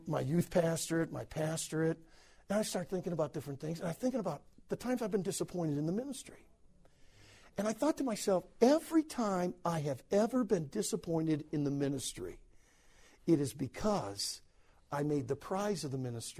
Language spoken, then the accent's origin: English; United States; I'm from America. I'm a minister. I said, I'm a pastor over in America